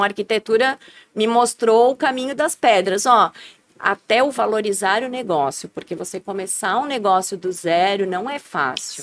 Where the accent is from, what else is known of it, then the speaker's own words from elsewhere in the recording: Blumenau, Santa Catarina, Brazil; Nasci na frente da Celso